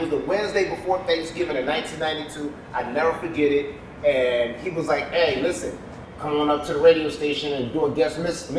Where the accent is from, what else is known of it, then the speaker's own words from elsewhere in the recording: Philadelphia, Pennsylvania, United States; now in Miami, United States; Born and raised in Philadelphia.